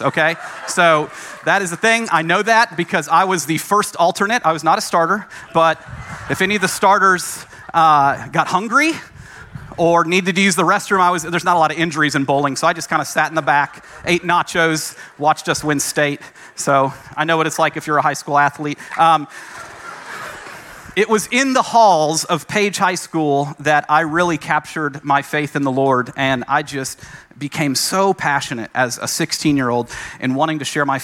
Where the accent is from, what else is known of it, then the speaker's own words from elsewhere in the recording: Franklin, Tennessee, United States; moved away as an adult; also born or lived in Massachusetts; I grew up in Franklin, Tennessee.